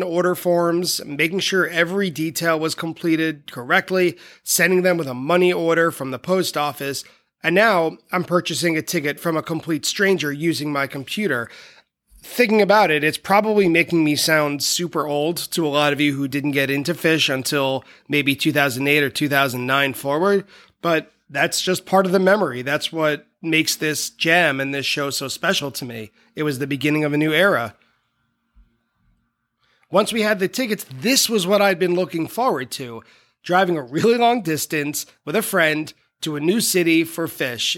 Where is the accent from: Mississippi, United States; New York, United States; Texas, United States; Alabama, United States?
New York, United States; Long Island; moved away as an adult; also born or lived in Buffalo; I was from Long Island